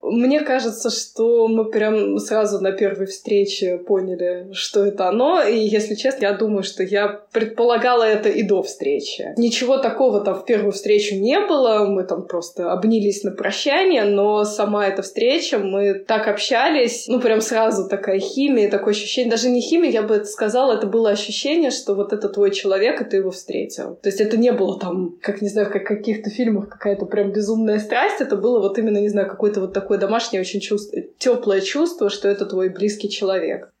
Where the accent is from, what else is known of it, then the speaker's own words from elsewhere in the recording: Saint Petersburg, Russia; moved away as an adult; now in Moscow, Russia; Я из Санкт-Петербурга, там я родилась и выросла. И уже последние 10 лет я живу в Москве